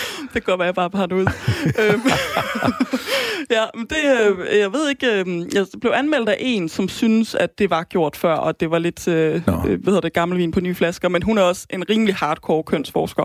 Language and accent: Danish; Aarhus, Central Denmark Region, Denmark; kommer fra Aarhus